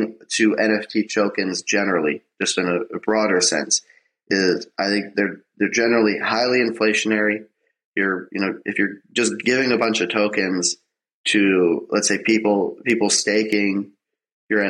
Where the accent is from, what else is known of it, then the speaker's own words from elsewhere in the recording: Canada; I'm Canadian.